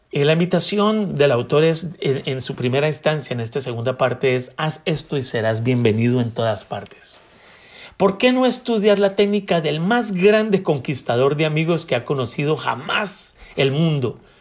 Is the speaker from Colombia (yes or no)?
yes; Bogotá, Colombia; soy un hombre colombiano nacido en Bogotá